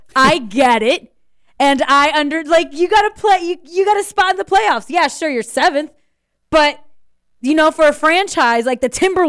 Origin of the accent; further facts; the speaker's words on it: Orlando, Florida, United States; I'm from Orlando.